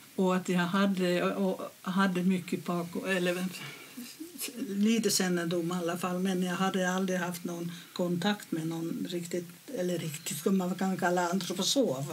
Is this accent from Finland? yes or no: yes; Finland; moved away as an adult; now in Sweden; jag kommer från Finland